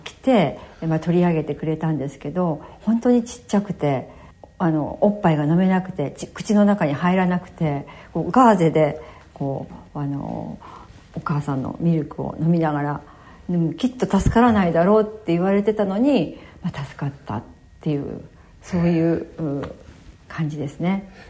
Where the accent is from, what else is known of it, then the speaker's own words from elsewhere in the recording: Echizen, Fukui, Japan; 出身は、あの、福井県。えー、現在は、あー、越前市ですけれども、当時は今立郡、今立町で